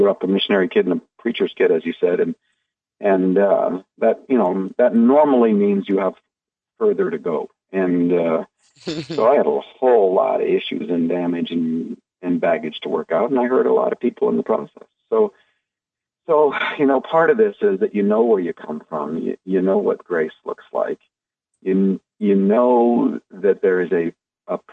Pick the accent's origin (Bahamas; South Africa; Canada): Canada; I'm a Canadian